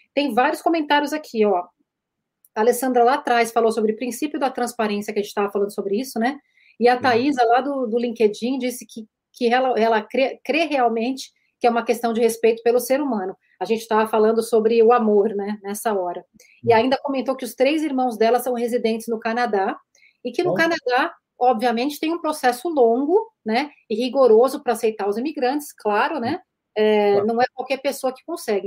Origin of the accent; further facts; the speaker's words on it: Brazil; moved away as an adult; now in United States; eu vou falar como uma brasileira é, vivendo no, no, exterior, né? Eu tô aqui há uhum. cinco anos com a minha família